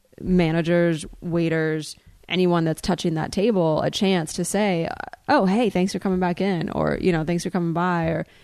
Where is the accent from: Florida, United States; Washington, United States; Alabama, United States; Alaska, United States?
Florida, United States; Because I'm from Florida.